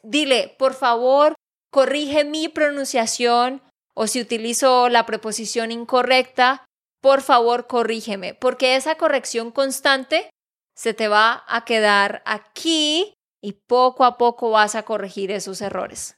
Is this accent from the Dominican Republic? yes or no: no; Santander, Colombia; de Santander, Colombia